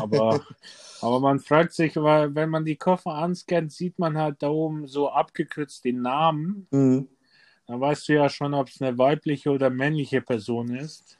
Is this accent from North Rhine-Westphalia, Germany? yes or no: no; Erding, Bavaria, Germany; also born or lived in Serbia; now in Ebersberg, Germany; ich bin in Erding geboren, mhm. bin aber dann zu meiner Oma runter nach Serbien